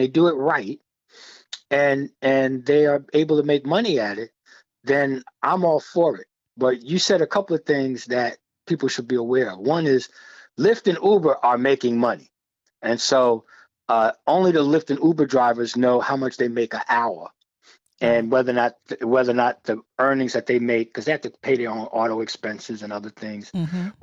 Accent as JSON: {"language": "English", "town": "New York City", "region": "New York", "country": "United States", "tie": "born or raised there", "said": "I grew up in Brooklyn, New York"}